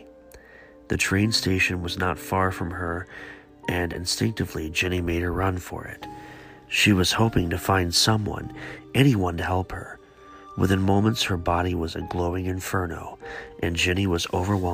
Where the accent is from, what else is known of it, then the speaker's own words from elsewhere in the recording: Beaver, Ohio, United States; also born or lived in Givens, Ohio; I grew up in a really small town called Beaver, Ohio